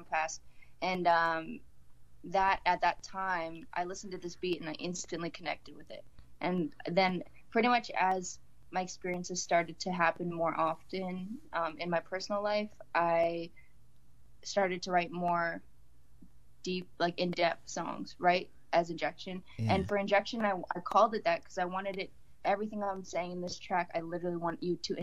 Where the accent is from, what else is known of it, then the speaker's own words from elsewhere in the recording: Canada; we're from Canada, but my family immigrated over from Fiji Islands